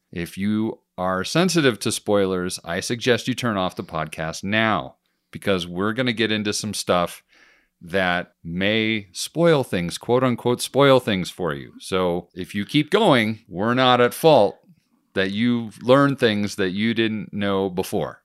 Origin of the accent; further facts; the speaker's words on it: United States; me being an American